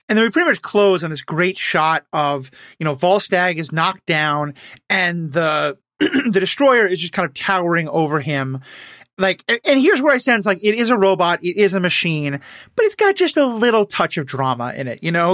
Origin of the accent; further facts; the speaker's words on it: New York City, New York, United States; moved away; I grew up in New York City where seven eleven just doesn't exist